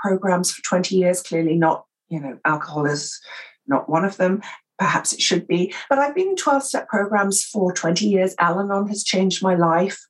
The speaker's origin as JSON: {"language": "English", "region": "England", "country": "United Kingdom", "accent": "received pronunciation", "said": "I'm English and I speak, you know, received pronunciation"}